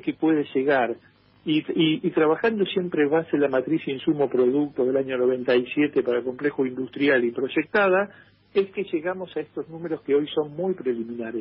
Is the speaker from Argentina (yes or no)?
yes; Argentina; como argentinos